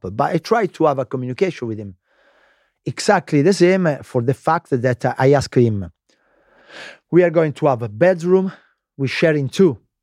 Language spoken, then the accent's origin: English; Lazio, Italy; English is a second language; moved away as an adult; also born or lived in London, United Kingdom; Lazio, I was born in Lazio